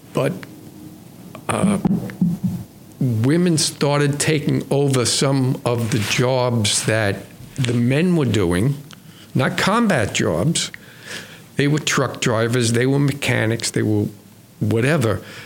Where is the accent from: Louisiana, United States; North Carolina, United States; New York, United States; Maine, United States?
New York, United States; New York City; I grew up in New York City. I was uh, on Long Island